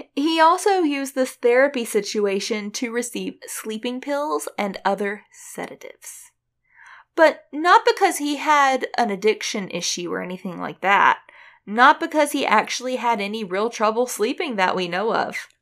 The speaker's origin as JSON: {"language": "English", "country": "United States", "said": "I'm American"}